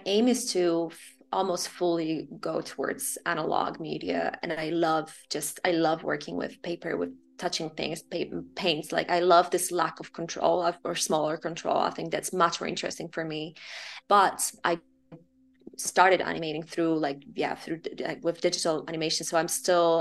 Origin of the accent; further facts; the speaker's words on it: Poland; now in Amsterdam, Netherlands; I grew up in Poland